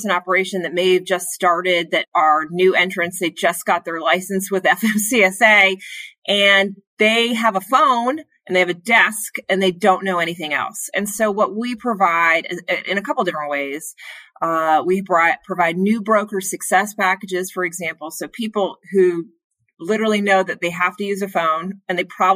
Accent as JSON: {"language": "English", "town": "Bethesda", "region": "Maryland", "country": "United States", "tie": "born or raised there", "said": "I grew up actually outside of Washington, D.C. in Bethesda, Maryland"}